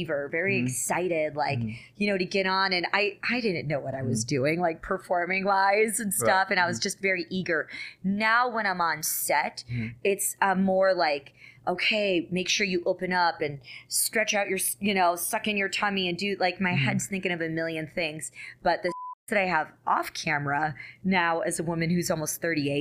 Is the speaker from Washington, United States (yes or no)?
no; Richmond, Virginia, United States; moved away as an adult; also born or lived in upstate New York / California; I'm originally from upstate New York, but grew up in Richmond, Virginia. Right. So I grew up in the South